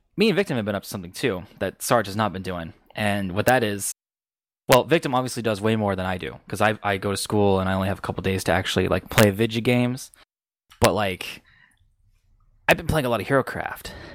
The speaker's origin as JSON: {"language": "English", "country": "United States", "said": "I'm American"}